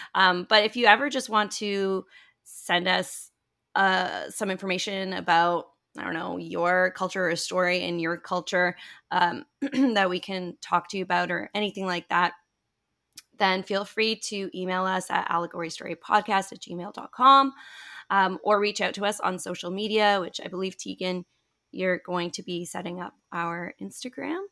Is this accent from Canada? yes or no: yes; Toronto, Ontario, Canada; I grew up in Toronto, Canada, and, um, I am still living here